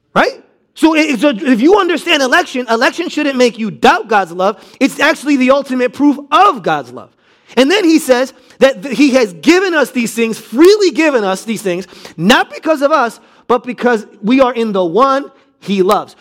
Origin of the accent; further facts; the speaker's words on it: United States; being American